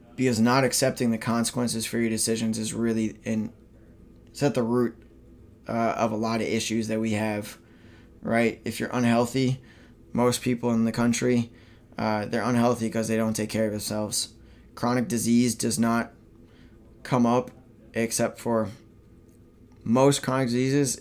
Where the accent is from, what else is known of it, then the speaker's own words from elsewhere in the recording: Minnesota, United States; moved away as an adult; my home state of Minnesota